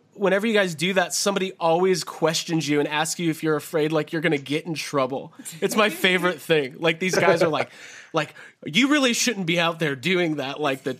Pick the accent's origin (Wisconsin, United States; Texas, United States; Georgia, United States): Georgia, United States; McDonough; moved away; McDonough, Georgia, where I'm from. I went to Eagles Landing High School.